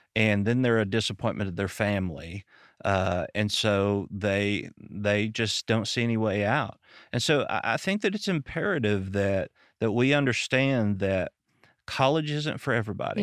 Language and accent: English; Arkansas, United States; I'm from Arkansas